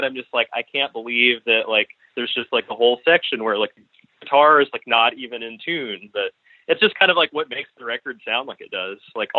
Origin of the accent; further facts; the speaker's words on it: Arkansas, United States; also born or lived in Bloomington, Indiana; I'm not a Arkansas native. I was born in Bloomington, Indiana.